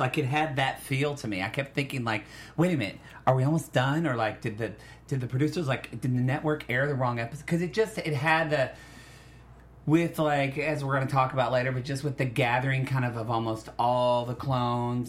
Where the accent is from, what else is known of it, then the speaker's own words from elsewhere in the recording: Oklahoma, United States; I am from Oklahoma